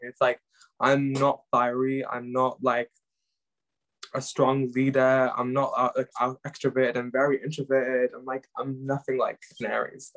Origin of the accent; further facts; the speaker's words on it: Pakistan; English is a second language; now in Cardiff, United Kingdom; I am Pakistani